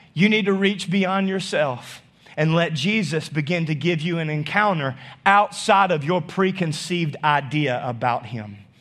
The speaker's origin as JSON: {"language": "English", "region": "North Louisiana", "country": "United States", "also_born_or_lived": "Arkansas", "moved": "yes", "said": "I'm still from North Louisiana."}